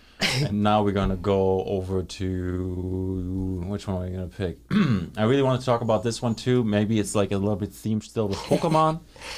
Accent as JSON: {"language": "English", "country": "Germany", "second_language": "English", "said": "I'm from Germany, right?"}